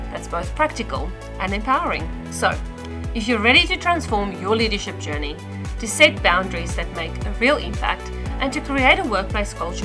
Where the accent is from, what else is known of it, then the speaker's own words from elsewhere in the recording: South Africa; accent: South African; moved away as an adult; now in Australia; I was born and raised in South Africa